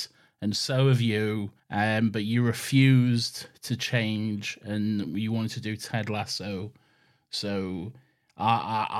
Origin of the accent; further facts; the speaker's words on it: United Kingdom; we're British